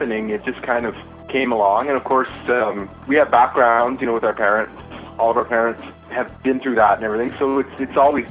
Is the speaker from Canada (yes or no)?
yes; Dokis First Nation, Ontario, Canada; now in Ottawa, Canada; I'm Ojibwe from the Doki's First Nation in Ontario